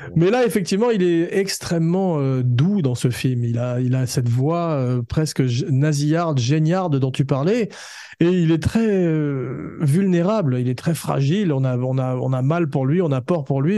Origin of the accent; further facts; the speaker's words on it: France; comme on est français